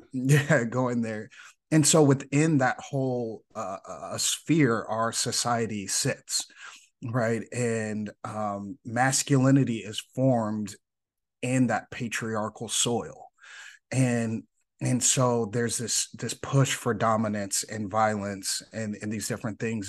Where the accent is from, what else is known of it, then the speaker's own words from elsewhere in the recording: Chicago, Illinois, United States; growing up in Chicago